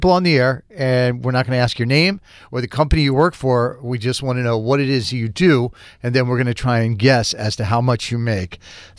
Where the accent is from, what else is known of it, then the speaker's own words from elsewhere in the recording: Boston, Massachusetts, United States; I am from God's country, Charlestown.